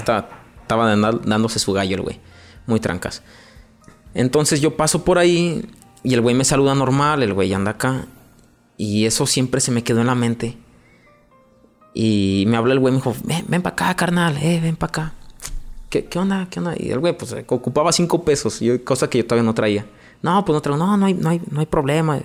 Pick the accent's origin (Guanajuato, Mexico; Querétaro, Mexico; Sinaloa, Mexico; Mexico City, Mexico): Guanajuato, Mexico; León; crecí en un barrio muy famoso aquí en León